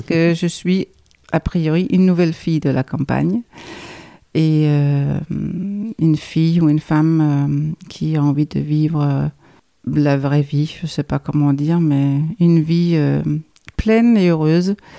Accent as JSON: {"language": "French", "town": "Copenhagen", "region": "Capital Region of Denmark", "country": "Denmark", "tie": "born or raised there", "second_language": "French", "moved": "as an adult", "lives_now": "Dordogne, France", "said": "je suis danoise, euh, donc euh, je viens du pays du Danemark. Je suis née dans la capitale Copenhague."}